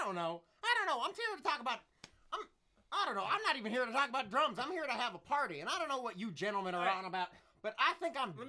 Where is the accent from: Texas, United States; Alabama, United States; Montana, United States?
Texas, United States; And I'm from Texas, so I got like 8 guns on my person at all times.